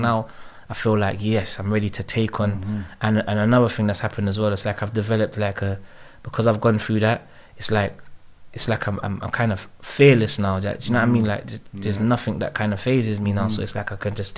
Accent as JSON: {"language": "English", "region": "London", "country": "United Kingdom", "tie": "born or raised there", "said": "Growing up in Northwest"}